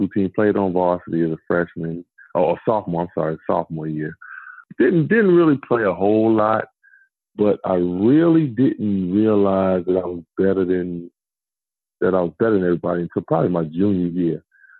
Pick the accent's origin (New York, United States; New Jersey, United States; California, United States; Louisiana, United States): New York, United States; New York City; moved away as an adult; also born or lived in Raleigh, North Carolina; I probably was about 5, 6 years old growing up in New York playing on the playgrounds